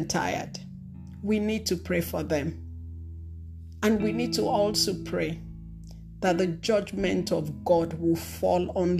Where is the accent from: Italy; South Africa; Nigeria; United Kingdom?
Nigeria; now in United States; I'm a Nigerian American